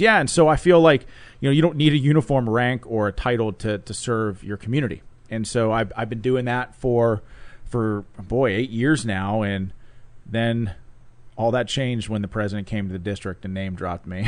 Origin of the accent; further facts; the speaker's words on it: Pittsburgh, Pennsylvania, United States; came back to Pittsburgh, which is where I was born and raised